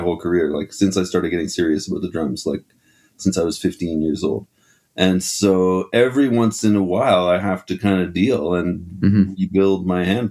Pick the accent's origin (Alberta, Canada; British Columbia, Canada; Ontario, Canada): Ontario, Canada; Ottawa; also born or lived in Quebec City, Quebec; I grew up in Ottawa